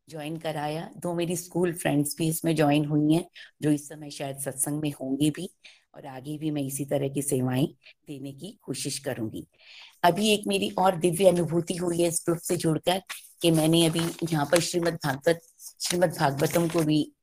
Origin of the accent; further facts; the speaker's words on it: Delhi, India; दिल्ली से हूँ